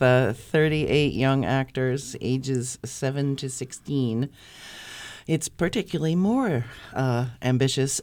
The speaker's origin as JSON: {"language": "English", "town": "North Conway", "region": "New Hampshire", "country": "United States", "moved": "as an adult", "lives_now": "Concord, United States", "said": "I'm just from North Conway"}